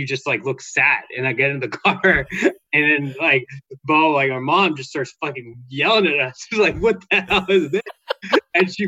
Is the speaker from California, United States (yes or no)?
yes; Santa Cruz, California, United States; now in San Francisco Bay Area, United States; We're growing up in Santa Cruz, where like, you know, everyone's white